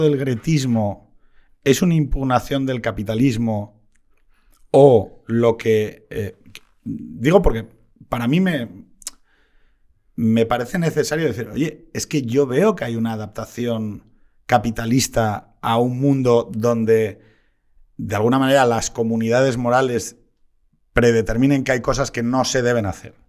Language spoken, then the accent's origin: Spanish; Asturias, Spain; como asturiano